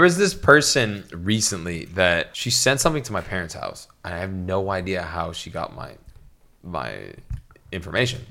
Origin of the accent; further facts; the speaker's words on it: Canada; I'm Canadian